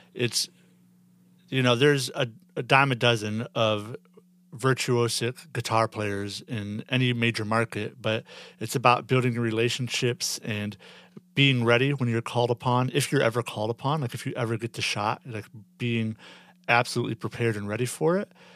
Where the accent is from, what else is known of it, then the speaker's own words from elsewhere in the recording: Midwest, United States; I'm from the Midwest